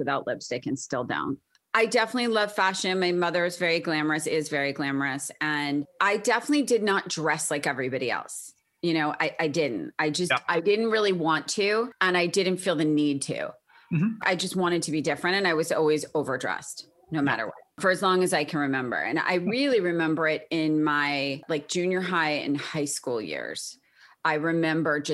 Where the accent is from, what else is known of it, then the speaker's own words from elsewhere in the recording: Short Hills, New Jersey, United States; now in Brentwood, United States; I grew up in a town called Short Hills in New Jersey